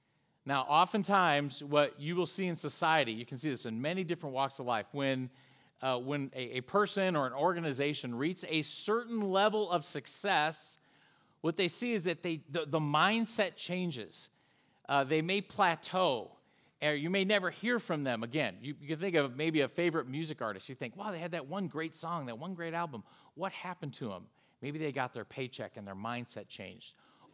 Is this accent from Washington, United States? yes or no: no; Charlotte, North Carolina, United States; now in Fort Mill, United States; We're from the Charlotte, North Carolina area. We're actually in Fort Mill, South Carolina.